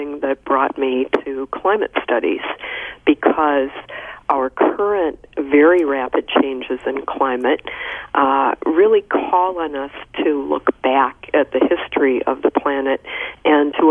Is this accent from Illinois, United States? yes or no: yes; Illinois, United States; moved away as an adult; now in Virginia, United States; I grew up in the Midwest in Illinois, far from the ocean, and never saw it until I was in my 20s.